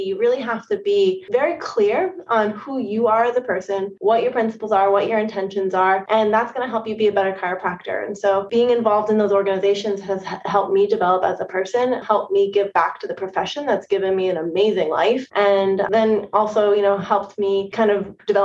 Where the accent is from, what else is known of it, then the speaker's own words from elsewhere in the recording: New England, United States; moved away as an adult; also born or lived in Bay Area, California / Seattle, Washington; now in Portsmouth, United States; I'm from the East Coast